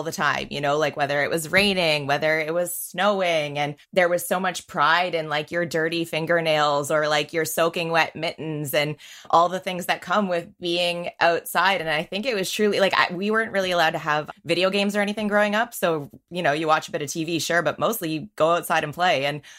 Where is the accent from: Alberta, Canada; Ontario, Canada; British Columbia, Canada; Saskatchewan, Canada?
Ontario, Canada; St. Catharines; also born or lived in Winnipeg / Niagara / Waterloo; St. Catharines. So if someone doesn't know St. Catharines specifically, like Niagara region by Niagara Falls.